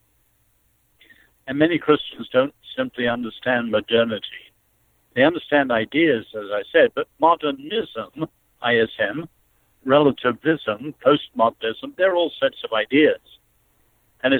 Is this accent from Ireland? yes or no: no; China; moved away; I was born in China